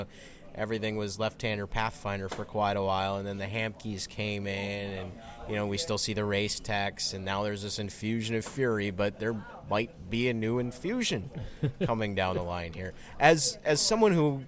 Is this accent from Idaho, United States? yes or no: no; Wisconsin, United States; I'm from Wisconsin